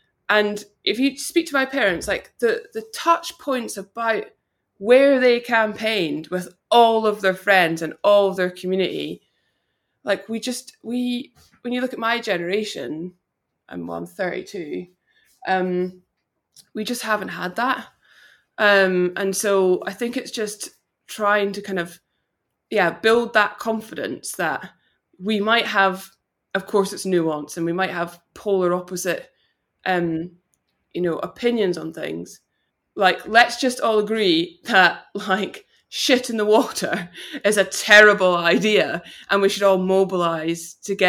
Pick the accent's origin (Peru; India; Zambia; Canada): Canada; Vancouver, British Columbia; born there; my parents went to Canada, so I was born in Vancouver.